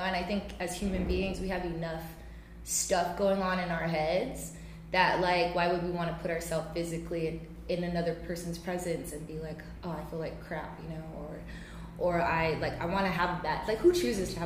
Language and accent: English; Santa Rita, Guam; I am from Santa Rita